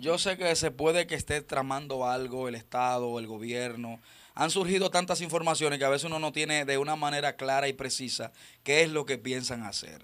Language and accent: Spanish; Dominican Republic; nuestros principios como dominicanos